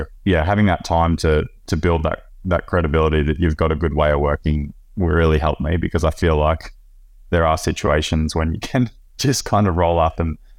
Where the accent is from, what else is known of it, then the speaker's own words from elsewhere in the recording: Victoria, Australia; now in Europe; from Central Victoria. I've been living in Europe since 2007.